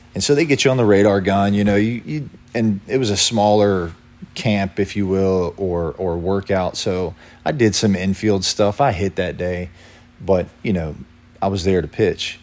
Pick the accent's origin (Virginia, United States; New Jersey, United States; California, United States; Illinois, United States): Virginia, United States; Lynchburg; I'm from Lynchburg, Virginia